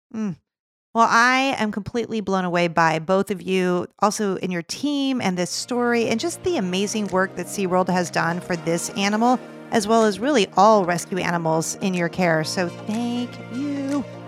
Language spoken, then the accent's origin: English; California, United States; I am from California